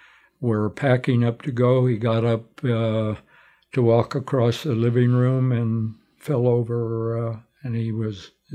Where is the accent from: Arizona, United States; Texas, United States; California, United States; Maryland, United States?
Arizona, United States; Tucson; moved away as an adult; also born or lived in New York / New Jersey / Benson, Arizona / Santa Fe; now in Phoenix, United States; We moved to Tucson. I grew up on Park Avenue in Drachman